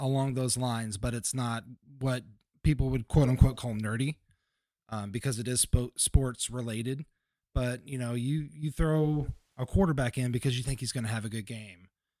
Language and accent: English; Kentucky, United States; That's, I'm from Kentucky. Of course we did that.